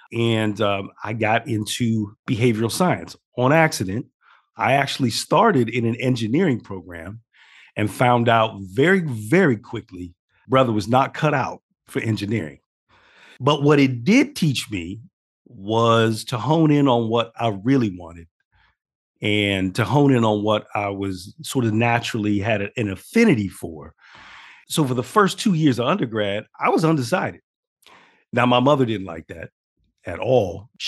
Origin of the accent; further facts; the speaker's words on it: Steubenville, Ohio, United States; So I grew up in a pretty small town. I grew up in the Midwest in a town called Steubenville, Ohio. It is actually on the border, for context for people. This town is on the border of Ohio, Pennsylvania, and West Virginia.